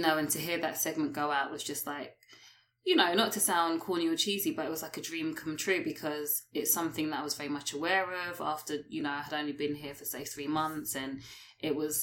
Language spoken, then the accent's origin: English; United Kingdom; moved away as an adult; also born or lived in London; now in Toronto, Canada; I'm a British expat that's currently here